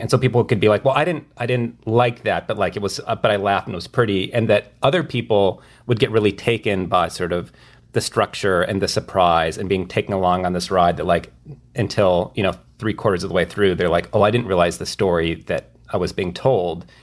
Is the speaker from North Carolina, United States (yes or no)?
no; rural Minnesota, United States; moved away; my hometown in rural Minnesota